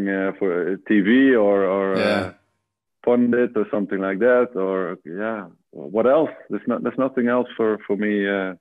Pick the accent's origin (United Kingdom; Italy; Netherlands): Netherlands; born in a little village here, and actually 5 miles from where I live now